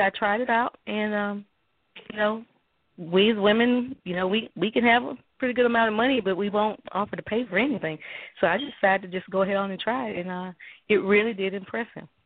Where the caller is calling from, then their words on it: Mobile, Alabama, United States; I'm calling in from Alabama.